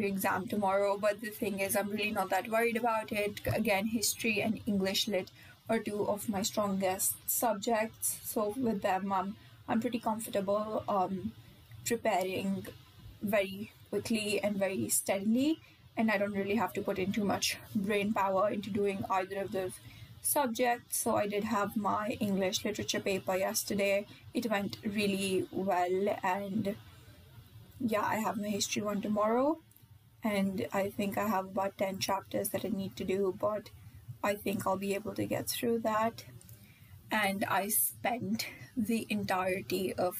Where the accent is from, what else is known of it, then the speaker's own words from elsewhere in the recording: India; being an Indian